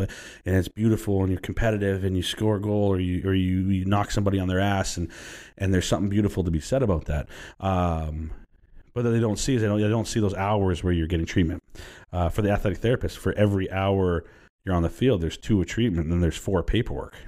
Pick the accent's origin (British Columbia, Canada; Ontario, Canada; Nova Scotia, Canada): British Columbia, Canada; Vancouver; also born or lived in Burnaby; I grew up in Vancouver and Burnaby primarily